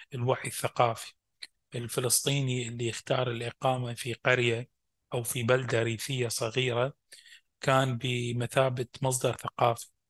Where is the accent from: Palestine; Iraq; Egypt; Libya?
Iraq; Fallujah, Al Anbar; moved away; also born or lived in Baghdad, Iraq; انا ابقى عراقي